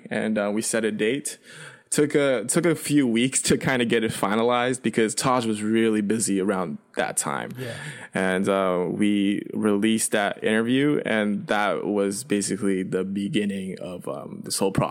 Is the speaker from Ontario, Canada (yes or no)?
no; Vancouver, British Columbia, Canada; Well, growing up in Vancouver, I, I wasn't like around my parents a lot because my parents would go back and forth between China and Canada.